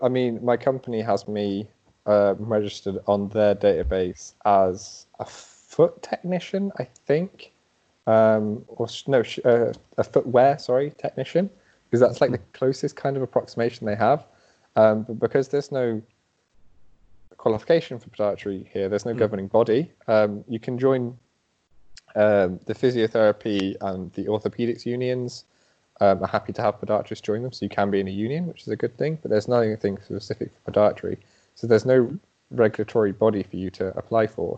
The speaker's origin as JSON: {"language": "English", "region": "England", "country": "United Kingdom", "also_born_or_lived": "London", "moved": "as an adult", "lives_now": "Sweden", "said": "I'm from England"}